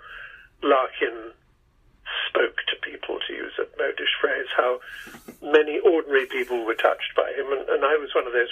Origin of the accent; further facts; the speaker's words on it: England, United Kingdom; moved away; so I'm an Englishman